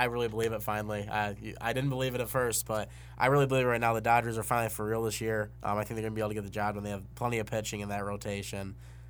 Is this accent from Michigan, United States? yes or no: yes; Grand Rapids, Michigan, United States; my hometown, Grand Rapids